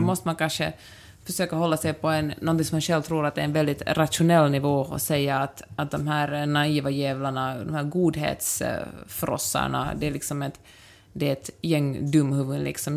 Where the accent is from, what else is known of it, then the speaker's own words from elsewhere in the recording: Helsinki, Uusimaa, Finland; jag kommer från Helsingfors